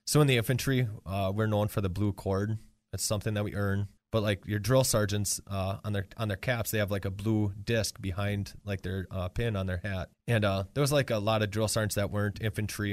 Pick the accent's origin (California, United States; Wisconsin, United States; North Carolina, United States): Wisconsin, United States; Marinette; now in Green Bay, United States; I grew up in Marinette, Wisconsin.